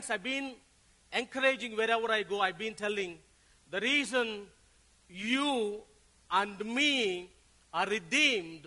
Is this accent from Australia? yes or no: no; Tenali, Andhra Pradesh, India; I came from South India, a place called Tenali, which is near to Hyderabad.